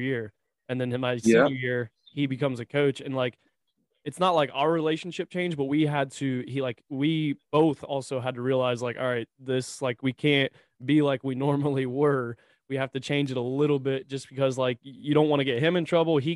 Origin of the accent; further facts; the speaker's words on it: near Denison, Ohio, United States; I'm 15 minutes from Denison